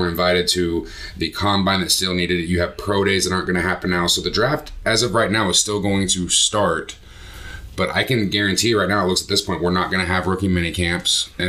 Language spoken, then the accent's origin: English; Indiana, United States; Obviously, we're from Indiana. We're here. Outside of Indianapolis